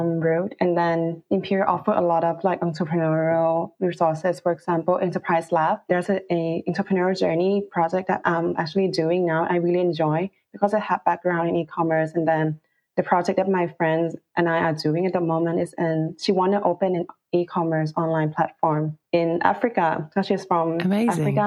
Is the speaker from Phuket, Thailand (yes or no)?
no; Bangkok, Thailand; moved away as an adult; now in London, United Kingdom; I'm actually from Bangkok, Thailand, and then I work in Thailand as the category manager in an e-commerce company